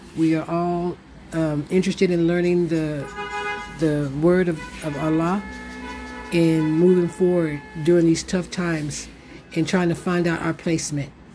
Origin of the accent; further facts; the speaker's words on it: United States; now in Morocco; Being an American Muslim, living here in Morocco